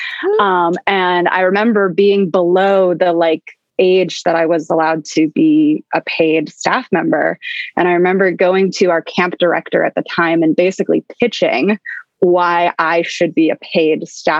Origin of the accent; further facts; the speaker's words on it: Baltimore, Maryland, United States; I grew up in Baltimore, Maryland.